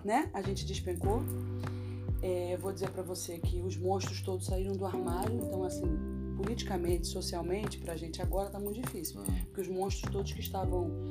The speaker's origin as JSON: {"language": "Portuguese", "town": "Brasília", "region": "Federal District", "country": "Brazil", "tie": "born or raised there", "moved": "as an adult", "lives_now": "Rio de Janeiro, Brazil", "said": "fui criada em Brasília, nasci no Rio de Janeiro, fui criada em Brasília. Hum. Morei em Brasília dos 2 aos 17 anos."}